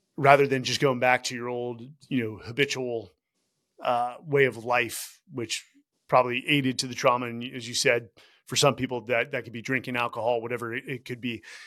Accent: Bay Area, California, United States; we're from the Bay Area.

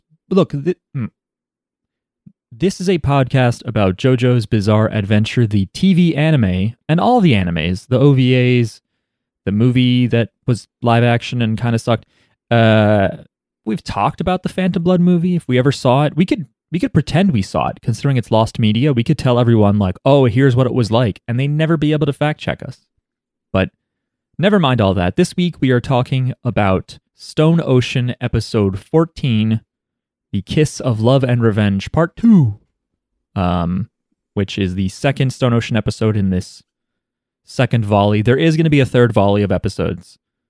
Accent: Nasr City, Cairo Governorate, Egypt; In my own experience growing up in Nasir City, a congested district in Cairo

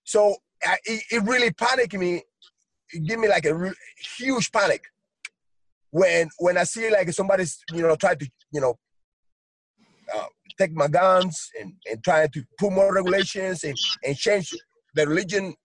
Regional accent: United States; we as Americans, because I'm an American, you know, I'm a citizen, yeah.

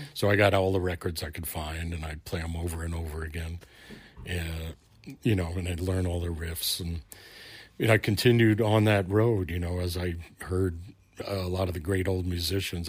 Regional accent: New York City, New York, United States; moved away; I grew up in Brooklyn, New York

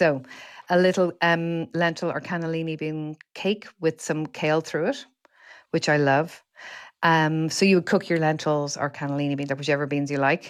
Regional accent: Dublin, Leinster, Ireland; I'm from Dublin

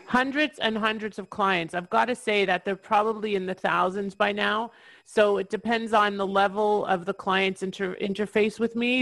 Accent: Toronto, Ontario, Canada; moved away; I'm originally from Toronto, Ontario, Canada, and I'm licensed in Ontario still after all these years

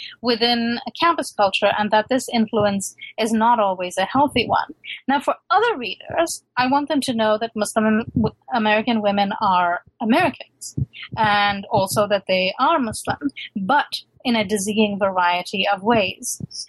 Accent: London, United Kingdom; born there; I'm a true immigrant. I was born in London, but my parents were one of those Pakistanis who decided not to stay in the West.

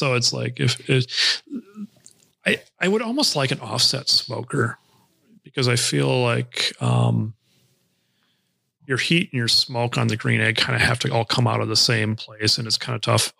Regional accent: South Dakota, United States; I grew up in South Dakota fishing hunting ducks and geese and upland, grouse and pheasant.

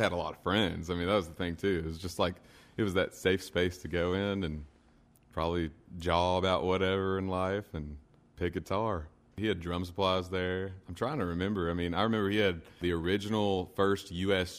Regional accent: Stanford, Kentucky, United States; also born or lived in Nashville, Tennessee; I grew up in Stanford, probably about 40 minutes west, and I still live in just right outside of Stanford right now.

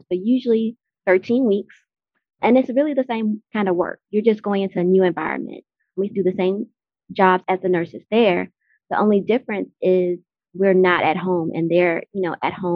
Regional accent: Natchez, Mississippi, United States; now in Atlanta, United States; I'm from Natchez, Mississippi, and I now live in Atlanta, Georgia

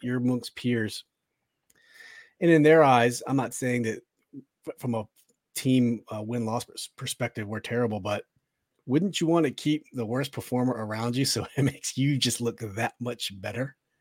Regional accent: Woodbridge, Virginia, United States; moved away as an adult; now in Silver Spring, United States; been born and raised in Woodbridge, lived in Silver Spring now

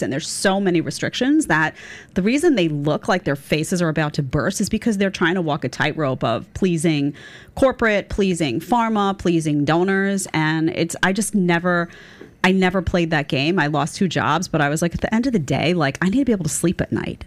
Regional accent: New York City, New York, United States; I grew up in Staten Island, but my grandparents lived right next to the park

